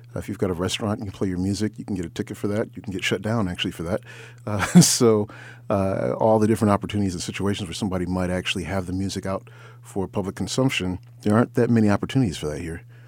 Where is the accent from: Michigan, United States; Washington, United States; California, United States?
Michigan, United States; Ann Arbor; moved away as an adult; now in Detroit, United States; originally I'm from Ann Arbor